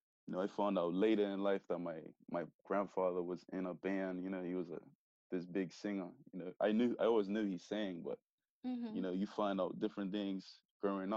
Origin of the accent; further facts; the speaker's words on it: Bermuda; I grew up, you know, a normal, typical Bermudian